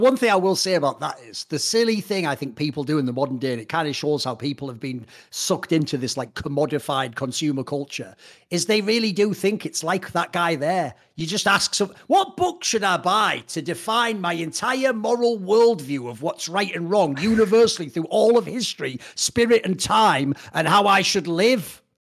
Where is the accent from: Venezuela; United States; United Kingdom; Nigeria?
United Kingdom; a Brit and an outsider who isn't from America